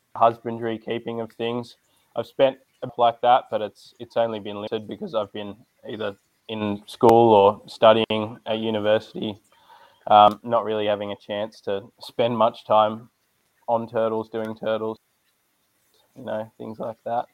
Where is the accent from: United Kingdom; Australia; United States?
Australia; Sydney, New South Wales; I'm from Sydney, New South Wales. Uh, grew up here my whole life.